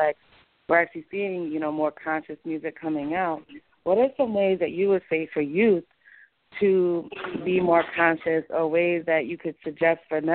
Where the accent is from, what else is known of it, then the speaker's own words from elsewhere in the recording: New York City, New York, United States; I was from Clinton Hill